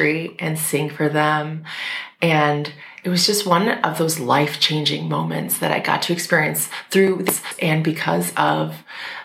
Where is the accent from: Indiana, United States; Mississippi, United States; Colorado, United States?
Indiana, United States; Munster; moved away as an adult; also born or lived in New York City; I am from Indiana, which is right outside of Chicago, the very border of the Indiana-Illinois state lines. And I really had a wonderful childhood in a wonderful school system